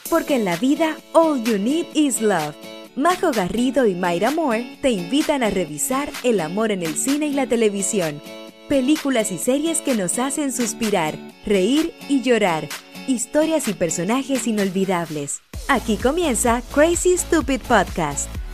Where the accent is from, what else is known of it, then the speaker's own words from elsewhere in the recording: Chile; moved away as an adult; now in United States; como chilena y latina, en ese momento todavía vivía con mis papás